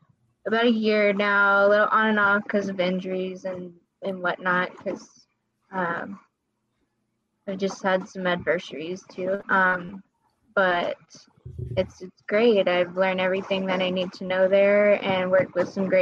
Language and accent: English; San Antonio, Texas, United States; I'm from San Antonio